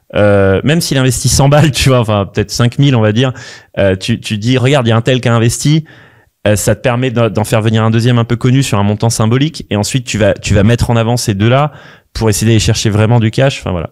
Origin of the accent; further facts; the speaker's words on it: Paris, Île-de-France, France; also born or lived in London; je, je, viens quand même de Paris, j'ai fait HEC